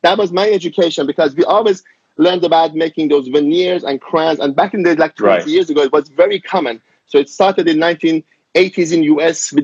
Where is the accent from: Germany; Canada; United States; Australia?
Germany; moved away as an adult; also born or lived in Iran; now in London, United Kingdom; I'm Iranian. I grew up in Germany as a child and I finished my dental school in Germany